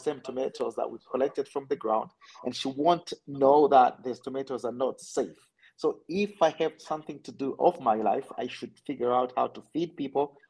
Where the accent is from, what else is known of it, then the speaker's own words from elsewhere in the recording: Rwanda; I'm from Rwanda.